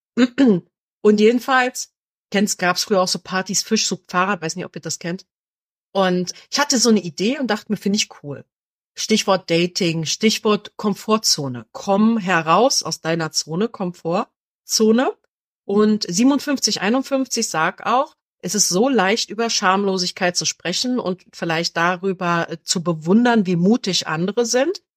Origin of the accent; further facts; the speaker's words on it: Berlin, Germany; ich komme ja aus Berlin